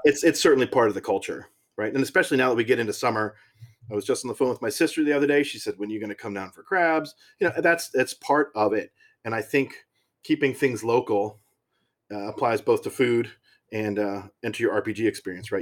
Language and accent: English; Maryland, United States; moved away as an adult; now in Pennsylvania, United States; I grew up in Maryland